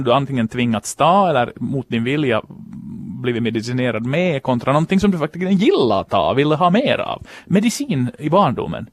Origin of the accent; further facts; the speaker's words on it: Finland; en finlandssvensk sportjournalist från kusten